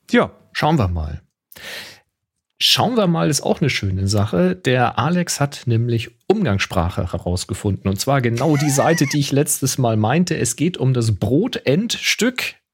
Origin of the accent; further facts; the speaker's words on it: the South, Southern Germany, Germany; also born or lived in Hamburg; ich komme aus dem Süden, bei uns war das der Glutz, Glutzger. Der Glutz, Im Schwäbischen.